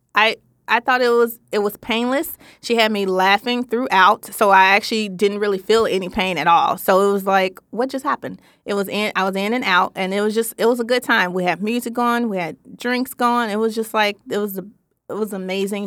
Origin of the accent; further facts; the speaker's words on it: Memphis, Tennessee, United States; I am from Memphis, Tennessee, so you may hear a little some some every blue moon